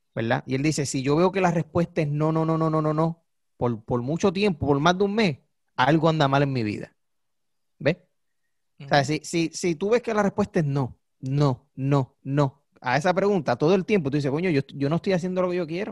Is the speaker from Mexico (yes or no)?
no; Puerto Rico; accent: boricua; nosotros hablamos como boricua porque somos boricua.